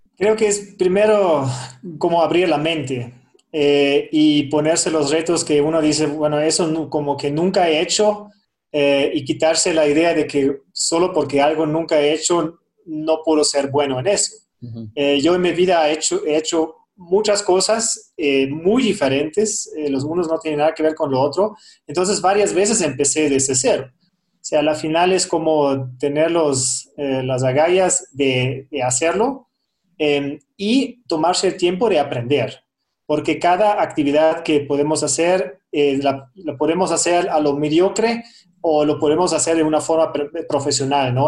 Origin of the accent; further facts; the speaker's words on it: Germany; Spanish is a second language; moved away as an adult; now in Quito, Ecuador; yo soy de Alemania